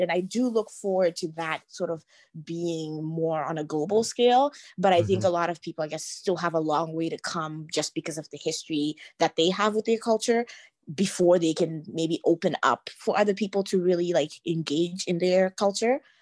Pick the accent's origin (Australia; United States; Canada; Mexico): Canada; being myself Canadian and growing up in Canada. And in many ways, I see myself, I guess, as Canadian first, just having been born and raised here